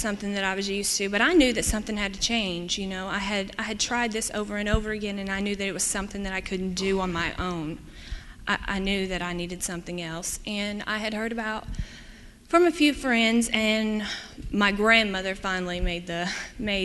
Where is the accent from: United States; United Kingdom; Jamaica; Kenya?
United States; East Tennessee; moved away as an adult; now in Michigan, United States; I'm from East Tennessee